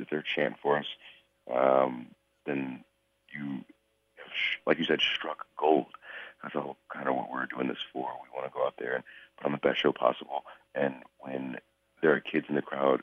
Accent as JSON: {"language": "English", "region": "Georgia", "country": "United States", "tie": "born or raised there", "also_born_or_lived": "Florida / Japan", "moved": "as an adult", "said": "I was raised in Georgia, but I went down to Florida for the school"}